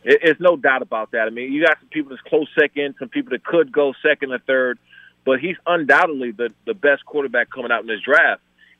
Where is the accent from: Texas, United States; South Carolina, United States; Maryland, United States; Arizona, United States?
Maryland, United States; I grew up in PG County, in Maryland.